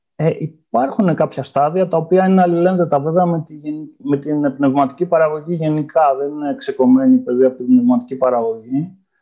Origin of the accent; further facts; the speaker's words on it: Ioannina, Epirus, Greece; moved away as an adult; also born or lived in Istanbul, Turkey; now in Vienna, Austria; γεννήθηκα στα Γιάννενα, όπου έκανα και τι ε, σπουδέ μου